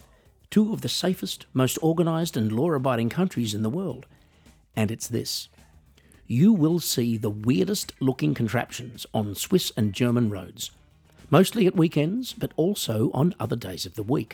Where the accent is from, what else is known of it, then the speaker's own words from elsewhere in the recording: Australia; moved away as an adult; also born or lived in United States; growing up in Australia